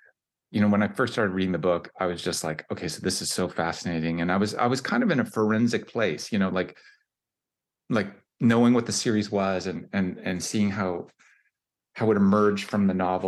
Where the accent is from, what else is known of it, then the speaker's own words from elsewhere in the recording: Canada; I'm Canadian